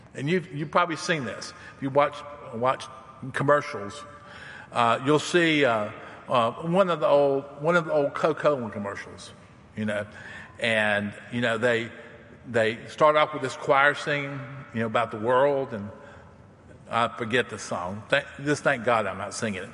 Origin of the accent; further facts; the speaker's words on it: the South, United States; I'm from the South and I'm a hillbilly